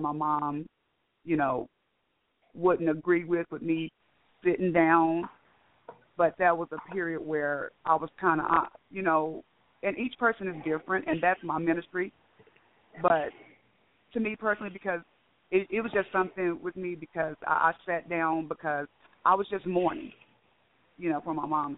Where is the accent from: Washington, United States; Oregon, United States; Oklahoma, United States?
Oklahoma, United States; Okmulgee; now in Waco, United States; I'm from Okmulgee, Oklahoma